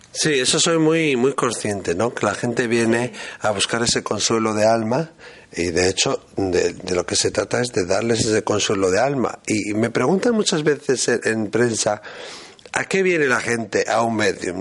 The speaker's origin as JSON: {"language": "Spanish", "town": "Azpeitia", "region": "Basque Country", "country": "Spain", "tie": "born or raised there", "said": "de donde yo soy"}